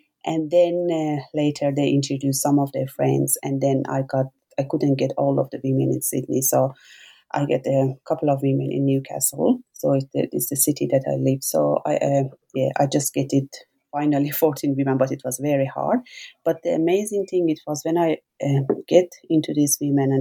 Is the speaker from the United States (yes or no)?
no; Iran; moved away; I was born in Iran, and during my childhood, I was always struggling with sexism and gender inequality.